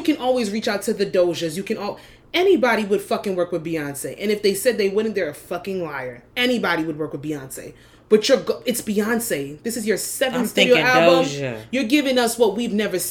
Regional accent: New Jersey, United States; living in Jersey, born and raised

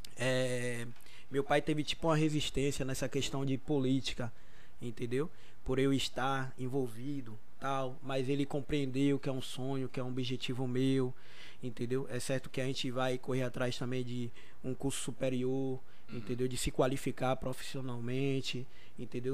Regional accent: Brazil; foi o local onde eu me criei, eu cresci, pessoas da comunidade que me viram crescer

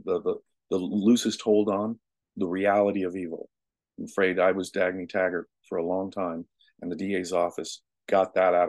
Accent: United States; I am an American, and I had great parents

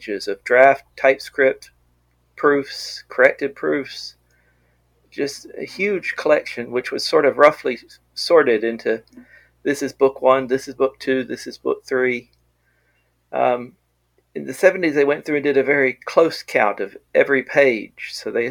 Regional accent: Arkansas, United States; moved away as an adult; also born or lived in Wisconsin; I'm originally from Arkansas.

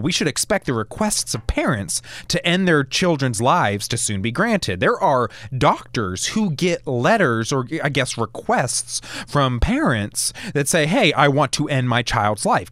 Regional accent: United States; moved away as an adult; now in Alabama, United States; I come from the Maryland, D C, Virginia area

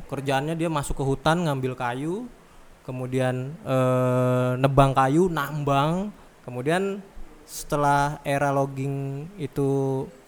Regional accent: Pangkalan Bun, Central Kalimantan, Indonesia; moved away as an adult; also born or lived in Yogyakarta; Kebetulan kampung halaman. Saya lama uh, di Jogja jadi saking saking lamanya kembali lagi ke Pangkalan ke Pangkalan Bun, orang-orang Pangkalan Bun nggak percaya kalau saya orang Pangkalan Bun

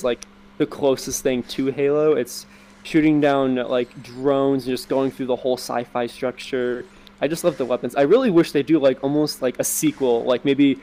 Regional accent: United States; I'm from America

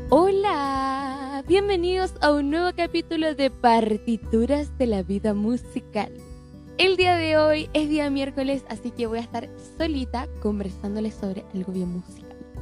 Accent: Chile; Chile, que es el país donde vivo y de donde soy

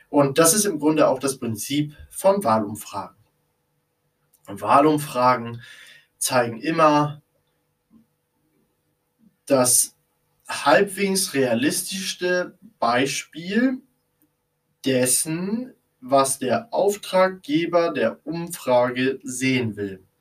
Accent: Kiel, Schleswig-Holstein, Germany; und ich bin Norddeutscher, ein Fan von Kiel, ja, von unserer Kieler Fußballmannschaft.

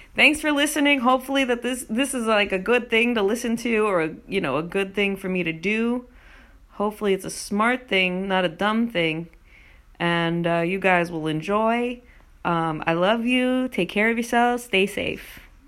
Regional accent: New Jersey, United States; also born or lived in New York; I'm from New York and New Jersey

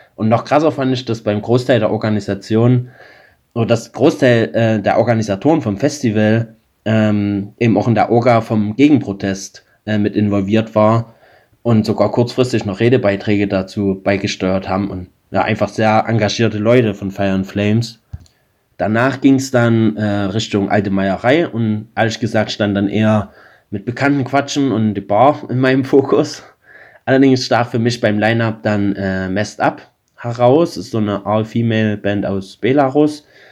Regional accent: Limbach-Oberfrohna, Saxony, Germany; meiner Heimatstadt Limbach-Oberfrohna

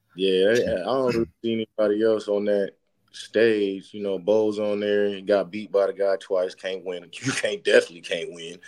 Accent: San Francisco, California, United States; I grew up in San Francisco, grew up a diehard Niner fan

